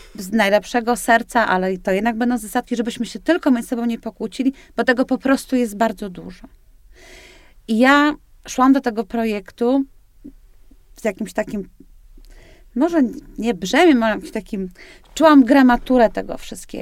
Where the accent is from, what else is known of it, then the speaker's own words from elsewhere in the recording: Tricity, Pomeranian Voivodeship, Poland; jestem z Trójmiasta